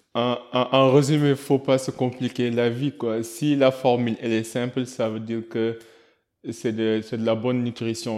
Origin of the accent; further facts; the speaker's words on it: Senegal; en tant que Sénégalais